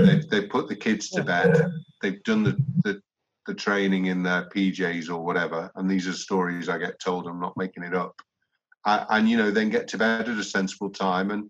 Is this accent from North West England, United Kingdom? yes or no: yes; Liverpool, North West England, United Kingdom; I was born literally on Priory Road